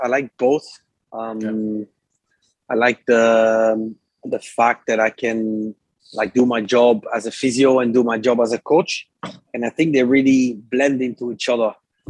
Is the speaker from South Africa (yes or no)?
no; Belgium; also born or lived in France; So I was born in France in 89. And then we moved to Belgium. So I'm Belgian, I need to say this.